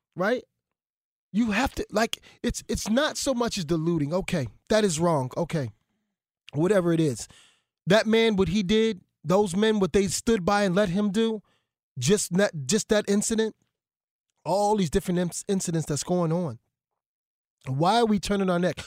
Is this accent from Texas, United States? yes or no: no; Philadelphia, Pennsylvania, United States; I'm from Philadelphia